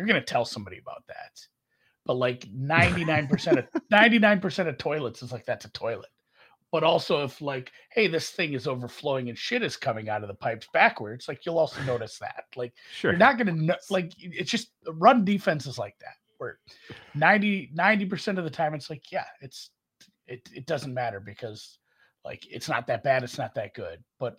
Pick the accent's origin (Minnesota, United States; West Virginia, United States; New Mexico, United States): Minnesota, United States; accent: Minnesota; Maybe that's my Minnesota accent.